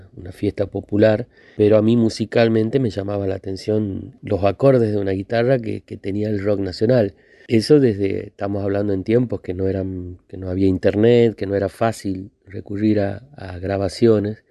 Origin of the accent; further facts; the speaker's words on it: Monteros, Tucumán, Argentina; la plaza de Monteros, de mi ciudad natal, que está a 50 kilómetros de, San Miguel de Tucumán hacia